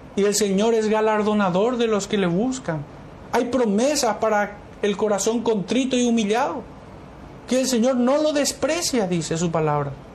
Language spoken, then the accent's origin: Spanish; Paraguay; como paraguayos